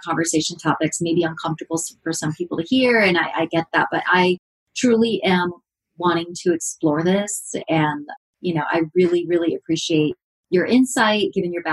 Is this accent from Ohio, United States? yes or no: no; Redlands, California, United States; people from my hometown